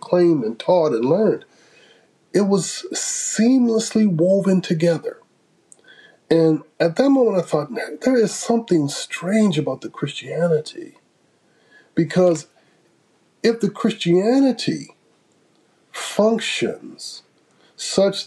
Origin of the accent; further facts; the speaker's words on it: Grand Rapids, Michigan, United States; I was born and raised in Grand Rapids, Michigan, which is, I like to say, the most theological city in the United States.